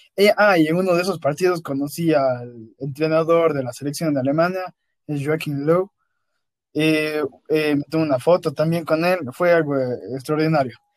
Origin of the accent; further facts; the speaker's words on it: Ecuador; also born or lived in Cuenca, Ecuador; salí de Ecuador, entonces me olvidé de mi familia de Ecuador